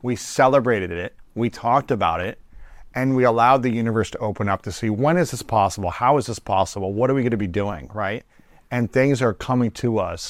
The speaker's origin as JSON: {"language": "English", "country": "United States", "tie": "born or raised there", "said": "growing up in America"}